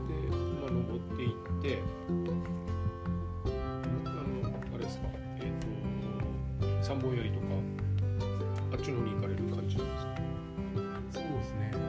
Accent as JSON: {"language": "Japanese", "region": "Ibaraki", "country": "Japan", "tie": "born or raised there", "said": "えっともうもう茨城"}